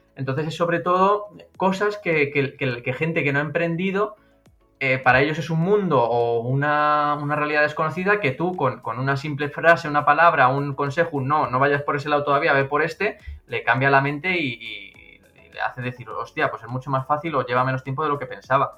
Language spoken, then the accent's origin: Spanish; a town in Madrid, Community of Madrid, Spain; moved away as an adult; now in Tenerife, Spain; un pueblo que soy yo de Madrid